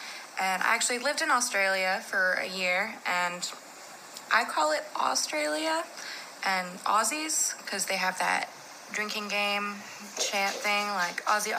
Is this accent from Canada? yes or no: yes; Canada; I'm from Canada.